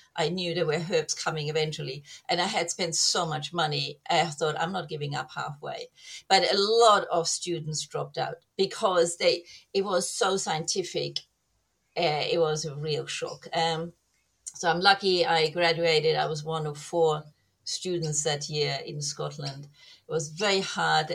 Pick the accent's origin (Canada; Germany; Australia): Germany; moved away; I grew up in Germany